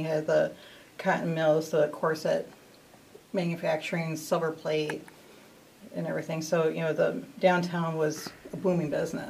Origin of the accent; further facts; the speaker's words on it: Aurora, Illinois, United States; I was born and raised in Aurora, Illinois.